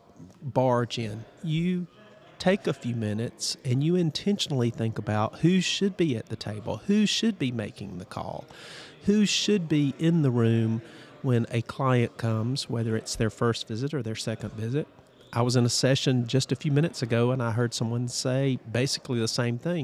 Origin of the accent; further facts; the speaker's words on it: Prattville, Alabama, United States; I'm a former mayor of my hometown of Prattville, Alabama